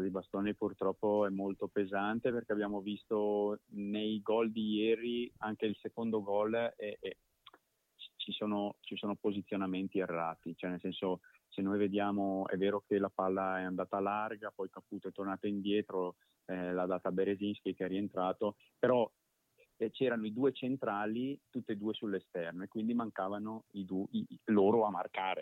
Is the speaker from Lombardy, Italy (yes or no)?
yes; Brescia, Lombardy, Italy; io poi da bresciano lo conoscevo